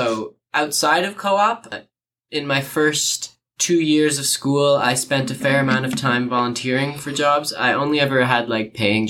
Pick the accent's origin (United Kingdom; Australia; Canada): Canada; Waterloo, Ontario; my hometown in Waterloo